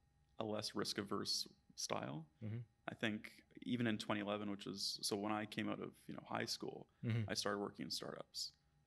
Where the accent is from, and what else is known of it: Vancouver, British Columbia, Canada; now in Toronto, Canada